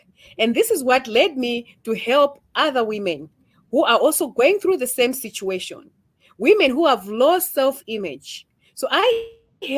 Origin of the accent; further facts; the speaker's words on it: Malawi; I'm from Malawi